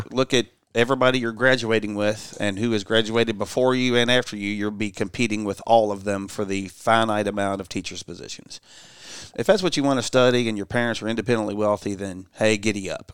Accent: Louisville, Kentucky, United States; I grew up in Louisville, Kentucky

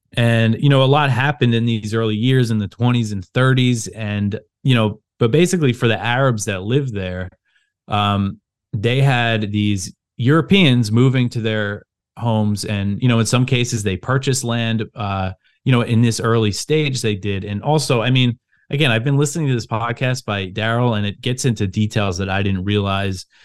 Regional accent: Long Island, New York, United States; moved away as an adult; also born or lived in Brooklyn, New York; now in Virginia, United States; So I grew up on Long Island. Um, I'm from New York.

